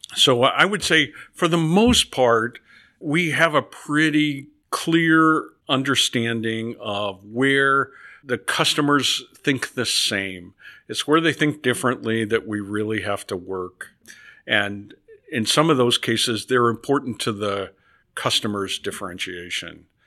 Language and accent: English; Nebraska, United States; moved away as an adult; I grew up in Nebraska on a farm